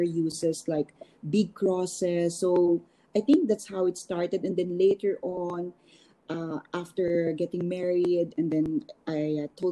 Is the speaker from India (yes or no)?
no; Philippines; moved away; also born or lived in New York; as a Filipino designer